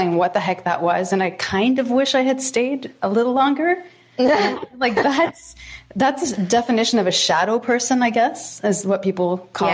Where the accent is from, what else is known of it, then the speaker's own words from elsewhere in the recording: Toronto, Ontario, Canada; I was born in Thornhill and in Toronto, Ontario